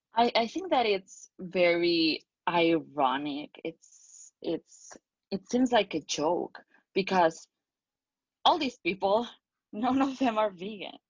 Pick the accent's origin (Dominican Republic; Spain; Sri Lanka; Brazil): Spain; I'm from Spain